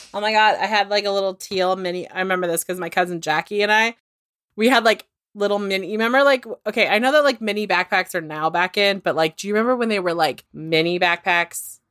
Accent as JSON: {"language": "English", "region": "inland Northern California", "country": "United States", "said": "I come from, like, inland Northern California"}